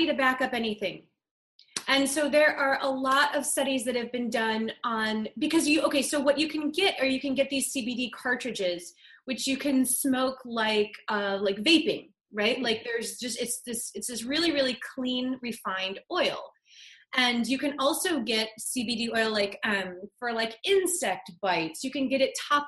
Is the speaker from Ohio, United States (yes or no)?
yes; Ohio, United States; also born or lived in New England / Arizona; now in California, United States; I grew up in Ohio.